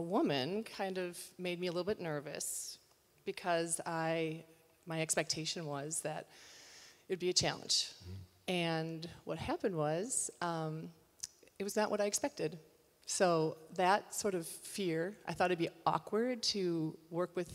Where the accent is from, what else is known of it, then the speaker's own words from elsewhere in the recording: United States; my identity as American